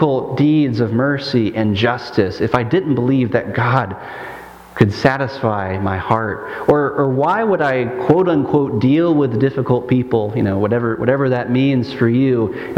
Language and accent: English; Michigan, United States; in my hometown in Michigan